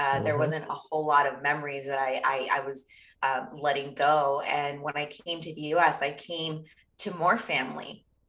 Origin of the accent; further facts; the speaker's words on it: Lusaka, Lusaka Province, Zambia; born there; I was born in Lusaka, Zambia.